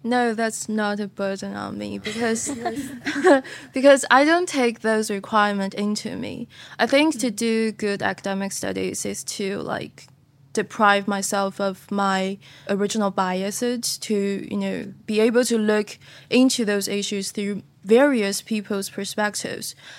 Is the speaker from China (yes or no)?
yes; China; I'm from China.